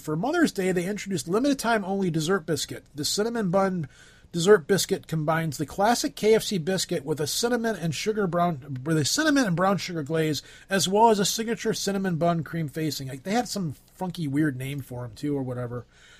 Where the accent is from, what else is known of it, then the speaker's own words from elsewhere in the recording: United States; because I'm American.